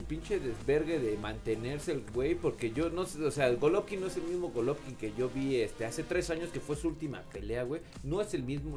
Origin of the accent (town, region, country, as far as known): Mexico